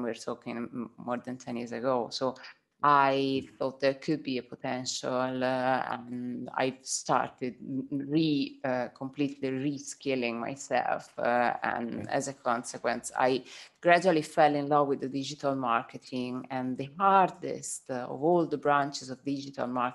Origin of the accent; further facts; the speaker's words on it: Tuscany, Italy; accent: Italian; English is a second language; moved away as an adult; now in United Kingdom; I was working in the touristic sector in Tuscany, where I'm from